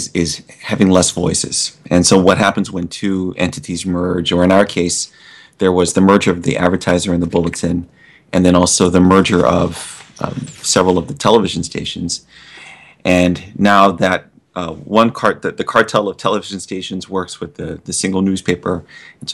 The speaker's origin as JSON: {"language": "English", "region": "Hawaii", "country": "United States", "tie": "born or raised there", "said": "as a native Hawaiian"}